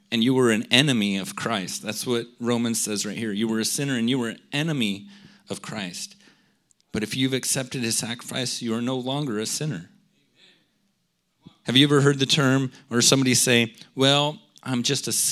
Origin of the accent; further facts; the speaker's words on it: United States; I'm an American